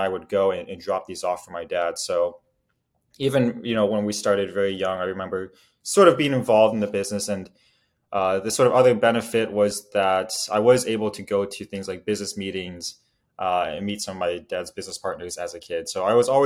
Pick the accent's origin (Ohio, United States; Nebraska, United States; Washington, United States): Nebraska, United States; Omaha; I grew up in Omaha, Nebraska